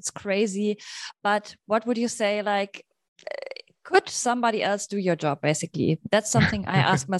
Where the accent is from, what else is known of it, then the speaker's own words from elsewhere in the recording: Munich, Bavaria, Germany; I am from Munich, so I love the city as well.